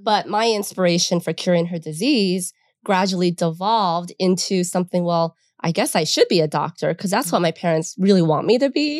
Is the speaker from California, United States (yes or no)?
yes; San Fernando Valley, California, United States; we grew up in the San Fernando Valley